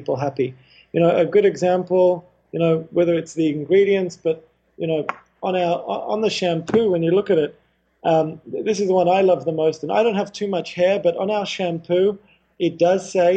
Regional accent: Australia; also born or lived in Haifa, Israel / Indonesia / India; At the age of 4, my family moved to Australia

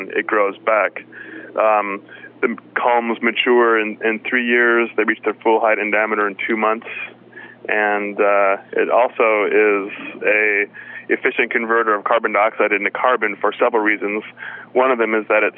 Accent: Seattle, Washington, United States; I'm from Seattle

